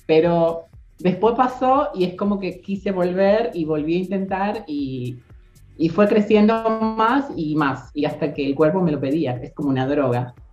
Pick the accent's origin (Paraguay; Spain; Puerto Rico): Paraguay; moved away as an adult; now in Argentina; soy paraguaya, como acaban de mencionar, y tengo 32 años, llegué en el 2016 en febrero eh, con la idea de trabajar, estudiar y tener una vida normal en Argentina